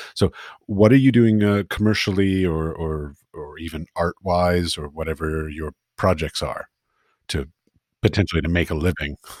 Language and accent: English; Washington, District of Columbia, United States; moved away as an adult; now in Prague, Czech Republic; I grew up in Washington D.C.